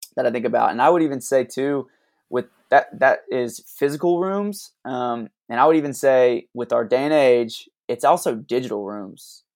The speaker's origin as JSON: {"language": "English", "region": "Alabama", "country": "United States", "tie": "born or raised there", "moved": "as an adult", "lives_now": "Tulsa, United States", "said": "we didn't grow up in Tulsa. We're originally from, I'm originally from Alabama."}